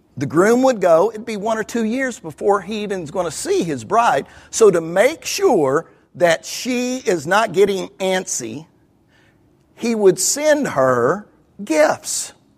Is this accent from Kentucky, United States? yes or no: yes; Kentucky, United States; I'm from Kentucky